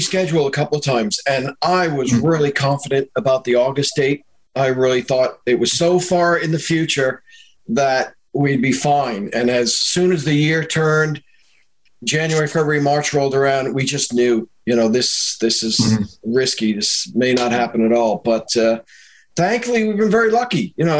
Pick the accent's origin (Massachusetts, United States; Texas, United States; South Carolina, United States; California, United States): Massachusetts, United States; Boston; moved away as an adult; now in Dublin, Ireland; Well, I'm a Boston boy, so kind of born and raised in the States, which you could probably tell. Most people just assume I'm an American, and they're right. But I moved here in 97, so it'll be 24 years in August.